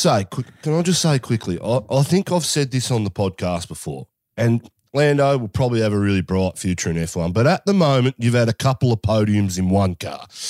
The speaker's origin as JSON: {"language": "English", "country": "Australia", "said": "as an Aussie"}